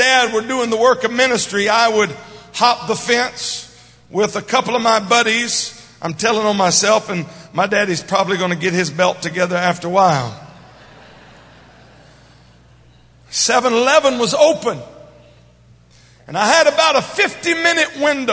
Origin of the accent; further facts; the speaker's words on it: Baton Rouge, Louisiana, United States; I grew up in Baton Rouge, Louisiana, where my father was the pastor of the United Pentecostal Church